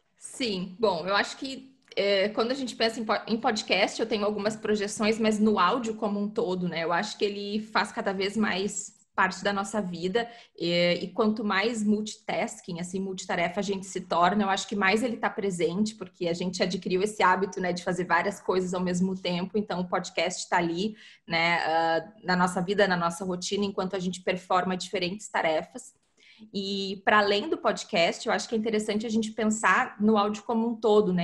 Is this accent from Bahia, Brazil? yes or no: no; Porto Alegre, Rio Grande do Sul, Brazil; eu sou de Porto Alegre